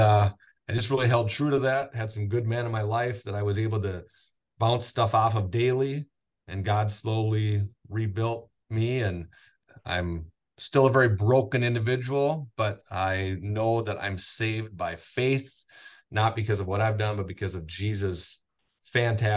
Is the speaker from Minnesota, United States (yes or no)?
yes; Willmar, Minnesota, United States; also born or lived in St. Cloud, Minnesota; I'm born and raised in Wilmer, went to community Christian school, kindergarten through sixth grade.